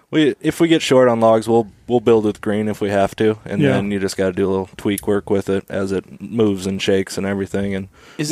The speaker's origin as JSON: {"language": "English", "area": "Lakes Country", "region": "Minnesota", "country": "United States", "tie": "born or raised there", "moved": "yes", "lives_now": "Fairbanks, United States", "said": "I grew up in Minnesota. Yep, Lakes Country, Minnesota. So rural."}